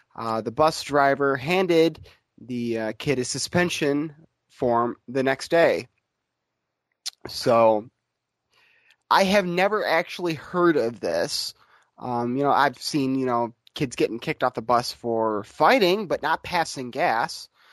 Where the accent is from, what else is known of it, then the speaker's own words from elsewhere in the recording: Grand Rapids, Michigan, United States; I'm from I'm was born in Grand Rapids, Michigan